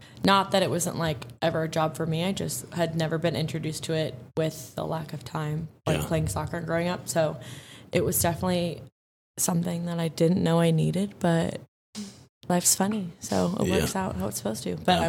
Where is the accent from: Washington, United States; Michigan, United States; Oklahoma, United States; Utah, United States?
Washington, United States; Seattle; now in Scottsdale, United States; I am from Seattle